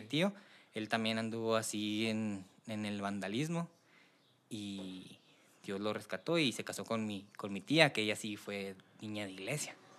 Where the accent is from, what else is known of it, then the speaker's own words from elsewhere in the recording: Delicias, Chihuahua, Mexico; also born or lived in Tamazula, Durango; yo soy de Ciudad de Delicias, nazco allá, nazco y me llevan a, la Sierra de Tamazula, Durango, de ahí es la familia de mi papá